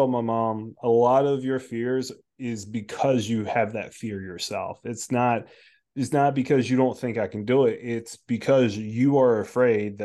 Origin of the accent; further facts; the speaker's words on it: United States; growing up in our school system in America